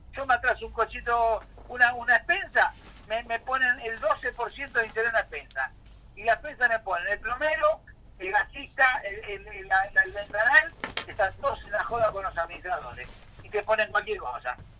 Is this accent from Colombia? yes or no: no; Buenos Aires, Argentina; Los porteños tenemos la culpa